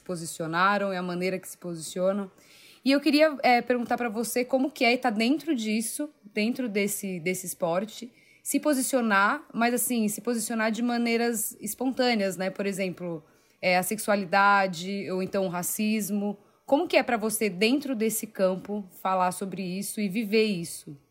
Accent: São Paulo, Brazil; Eu sou paulista

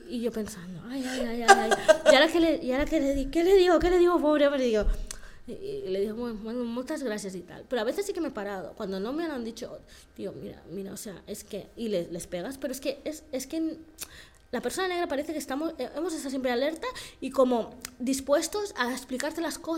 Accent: Equatorial Guinea; yo, opto y ya digo, ¿de dónde eres? Guinea Ecuatorial, ya está.

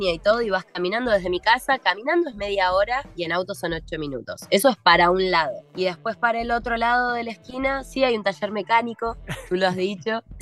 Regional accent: Morón, Buenos Aires Province, Argentina; now in Los Angeles, United States; Yo sigo siendo esa Argentina bien argenta, pero soy vegana, entonces para mí conseguir acá, ah, claro, mate todos los días, de hecho creo que tomo más mate acá que cuando vivía en Argentina

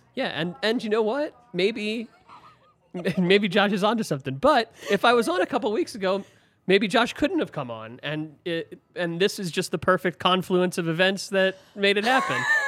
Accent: Philadelphia, Pennsylvania, United States; now in Colorado, United States; I'm actually from Philly and not the suburbs

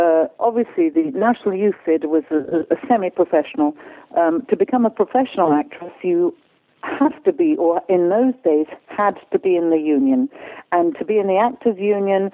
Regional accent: Stratford-upon-Avon, West Midlands, United Kingdom; I was born and bred in Stratford-upon-Avon, which, of course, is Shakespeare's town, hometown, and the theatre was very close to my house

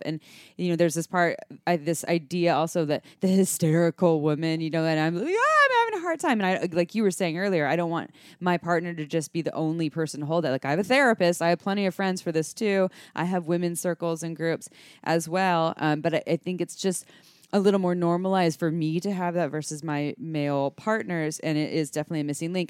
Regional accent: Santa Cruz, California, United States; I grew up in Santa Cruz

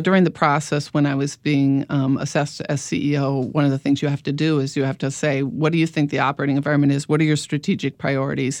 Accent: Midwest, United States; moved away; I'm from the Midwest originally

